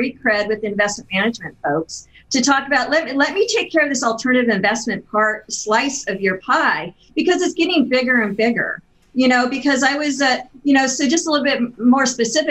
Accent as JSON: {"language": "English", "town": "Pendleton", "region": "Oregon", "country": "United States", "tie": "born or raised there", "said": "I was born in Pendleton, Oregon"}